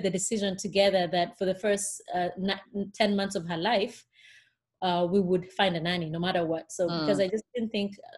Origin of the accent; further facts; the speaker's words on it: Kenya; moved away as an adult; also born or lived in Connecticut; now in Fort Worth, United States; I was born and raised in Kenya, surrounded by very many sisters and aunties and cousins